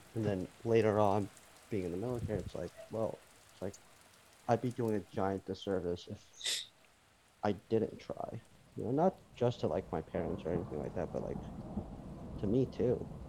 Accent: United States; also born or lived in Korea; I moved to the States when I was a baby

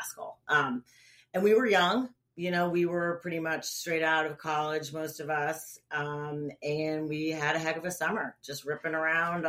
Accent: United States; moved away as an adult; now in Charleston, United States; I grew up sailing on Long Island Sound

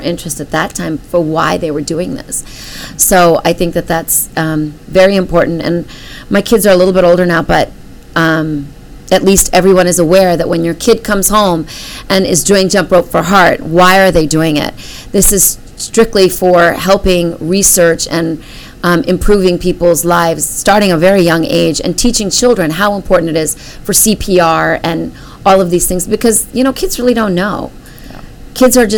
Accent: India; I'm Indian

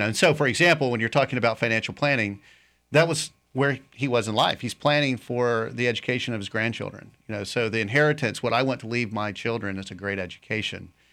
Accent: Raleigh, North Carolina, United States; moved away as an adult; also born or lived in Tennessee / Winter Haven, Florida; now in Lakeland, United States; I grew up actually in North Carolina, Raleigh

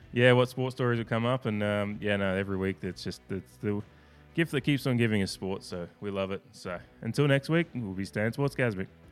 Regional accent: Australia; as an Australian

